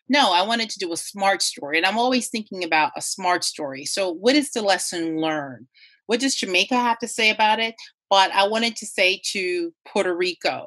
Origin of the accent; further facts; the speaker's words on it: Turks & Caicos Islands; I was born in the region. I was born in Turks and Caicos